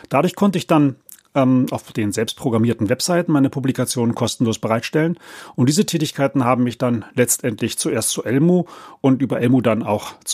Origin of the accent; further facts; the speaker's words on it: Berlin, Germany; Aufgewachsen bin ich in Berlin-Spandau und über meinen Vater, der Kirchenmusiker war, bin ich mit Chormusik groß geworden.